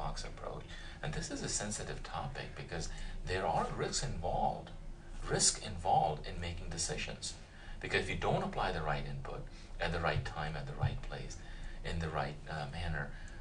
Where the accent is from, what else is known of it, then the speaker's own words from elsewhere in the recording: Punjab, India; moved away as an adult; now in United States; I grew up in India, in the north, central part, and originally from the state of Punjab